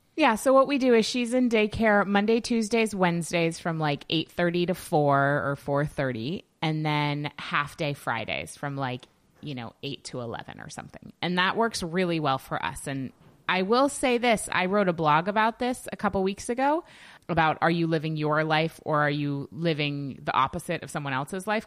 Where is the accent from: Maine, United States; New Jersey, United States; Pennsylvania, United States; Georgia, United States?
Maine, United States; Yarmouth; in my hometown